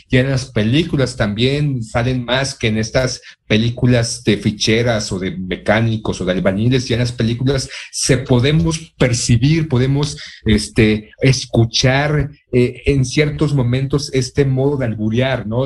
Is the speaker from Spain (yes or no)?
no; Mexico; como mexicano